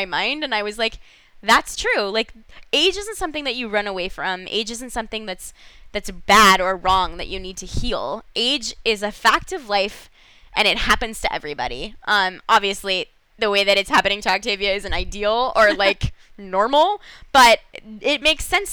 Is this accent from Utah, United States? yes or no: no; Los Angeles, California, United States; I'm from Los Angeles